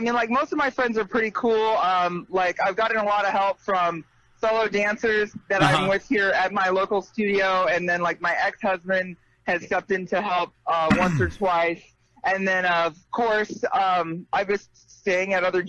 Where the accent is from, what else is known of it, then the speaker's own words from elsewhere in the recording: Seattle, Washington, United States; moved away; also born or lived in Puerto Rico; But like Seattle is actually my hometown. I was actually born here.